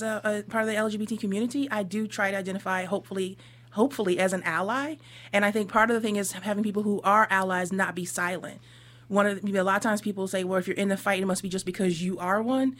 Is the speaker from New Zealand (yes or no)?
no; Northeast, United States; I came from the Northeast.